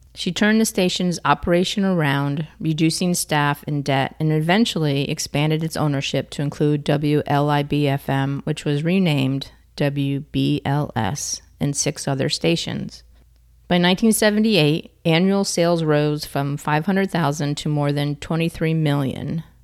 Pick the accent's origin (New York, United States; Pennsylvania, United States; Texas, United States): New York, United States; Ticonderoga; where I grew up in Ticonderoga